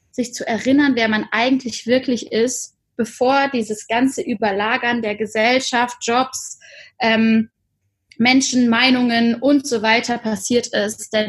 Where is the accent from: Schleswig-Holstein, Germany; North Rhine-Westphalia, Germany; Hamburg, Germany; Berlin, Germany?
North Rhine-Westphalia, Germany; Cologne; born there; bin gebürtige Kölnerin